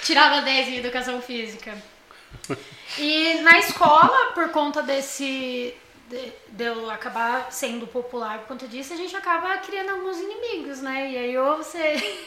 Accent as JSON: {"language": "Portuguese", "region": "São Paulo", "country": "Brazil", "tie": "born or raised there", "said": "eu sou do Morro, eu não nasci no Morro Doce, né? Mas desde os três anos de idade eu moro no Morro Doce"}